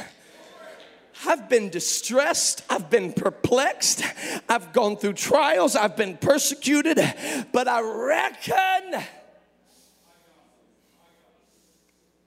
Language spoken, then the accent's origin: English; Memphis, Tennessee, United States; I was born in Memphis, Tennessee